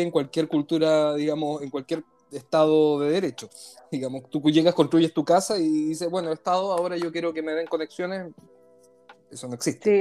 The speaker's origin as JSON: {"language": "Spanish", "country": "Chile", "said": "como decimos en Chile"}